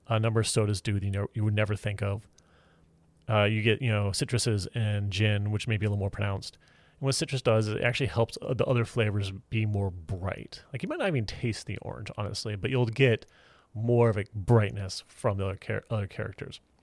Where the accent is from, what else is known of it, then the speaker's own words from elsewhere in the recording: Houston, Texas, United States; moved away; I grew up in Houston, Texas